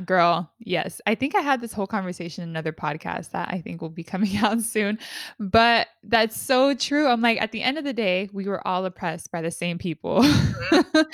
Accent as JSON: {"language": "English", "town": "San Diego", "region": "California", "country": "United States", "said": "we're both from San Diego but we are both in different parts of San Diego"}